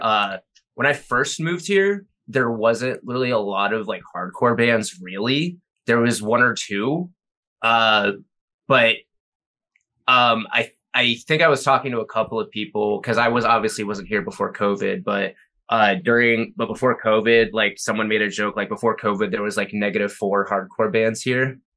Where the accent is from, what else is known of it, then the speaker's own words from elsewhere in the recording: Jacksonville, Florida, United States; moved away as an adult; now in Minneapolis, United States; I'm from Jacksonville